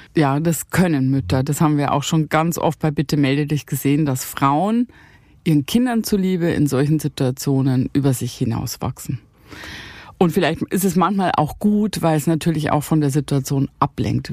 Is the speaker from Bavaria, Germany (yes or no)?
yes; Bavaria, Germany; also born or lived in Rhineland